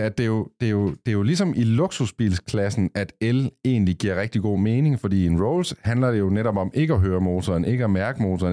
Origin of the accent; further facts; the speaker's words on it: Copenhagen, Capital Region of Denmark, Denmark; nu er vi jo fra København